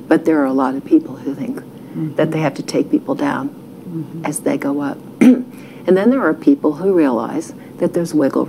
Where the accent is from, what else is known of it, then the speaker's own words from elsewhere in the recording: Texas, United States; And I'm from Texas. You know, I feel like I am from Ohio.